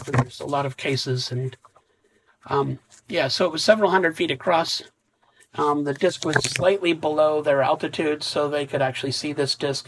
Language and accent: English; Wisconsin, United States; moved away as an adult; also born or lived in Bozeman, Montana; I grew up in Wisconsin